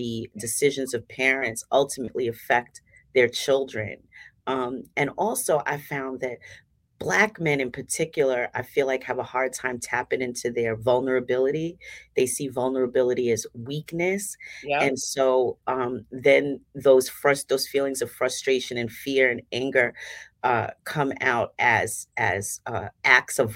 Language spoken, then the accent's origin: English; New York City, New York, United States; I'm a native Staten Islander, born and raised in Staten Island. I grew up in Mariners Harbor.